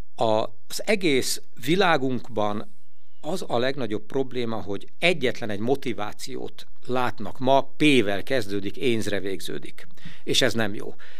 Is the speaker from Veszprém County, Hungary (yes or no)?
yes; Veszprém, Veszprém County, Hungary; itt a saját szülővárosomban